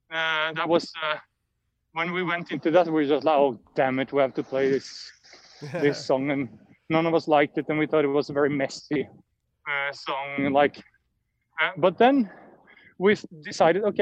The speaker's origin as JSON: {"language": "English", "town": "Notodden", "region": "Vestfold og Telemark", "country": "Norway", "tie": "born or raised there", "also_born_or_lived": "Oslo", "moved": "as an adult", "said": "I moved back to Notodden, my hometown, where I live more quietly now"}